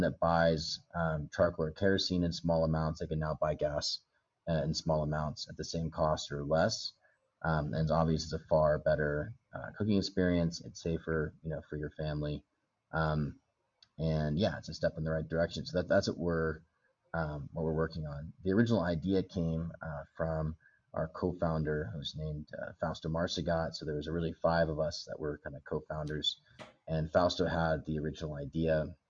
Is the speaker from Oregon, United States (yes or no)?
yes; Bend, Oregon, United States; moved away as an adult; also born or lived in Los Angeles; now in Nairobi, Kenya; I grew up in in the states. I didn't grow up in in Kenya. Uh, a little town called Bend, Oregon, kind of up in the mountains